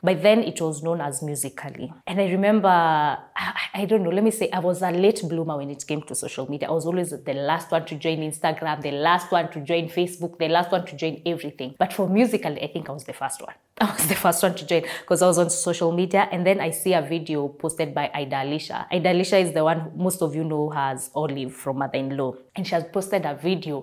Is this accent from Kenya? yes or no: yes; Kenya; I am a content creator as well as a TV host and I hail from Kenya